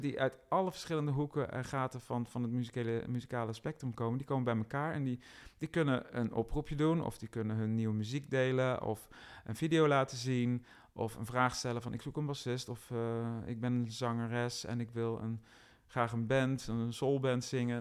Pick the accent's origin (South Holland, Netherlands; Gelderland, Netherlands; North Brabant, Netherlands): North Brabant, Netherlands; Roosendaal; Ik ben al wel geboren en getogen in Roosendaal, nota bene, het rijkste dorp van Nederland zo'n beetje.